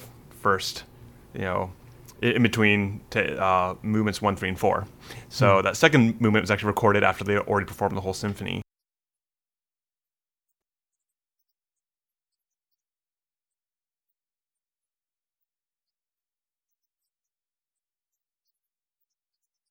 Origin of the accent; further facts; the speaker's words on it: West Coast, United States; I'm from the West Coast